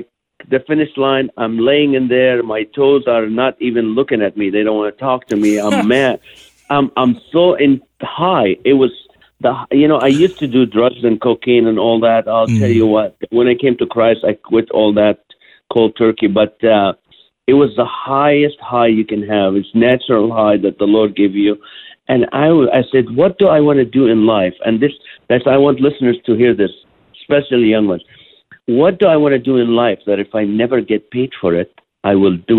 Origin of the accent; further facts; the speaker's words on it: Kuwait; also born or lived in Israel; But I was born in Israel. I flew in, you know, my parents moved to Kuwait at the age of 3.